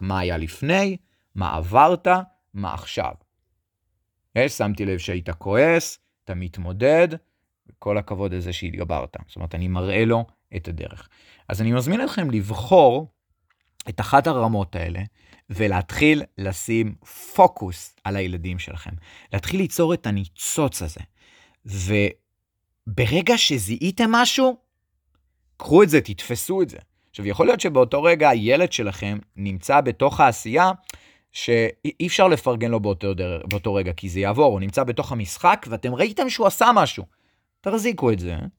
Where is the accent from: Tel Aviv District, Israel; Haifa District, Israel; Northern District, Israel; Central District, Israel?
Central District, Israel; Netanya; אני גדלתי בנתניה